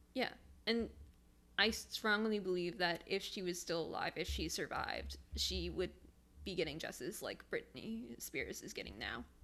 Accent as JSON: {"language": "English", "region": "Michigan", "country": "United States", "said": "I'm from Michigan"}